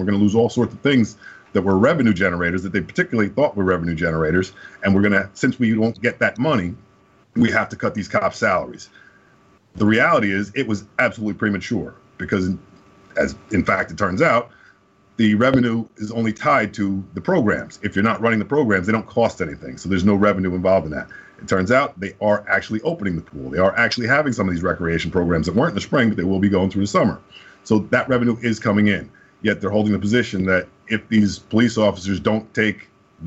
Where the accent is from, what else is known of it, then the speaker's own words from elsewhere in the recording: Summit, New Jersey, United States; I grew up in Summit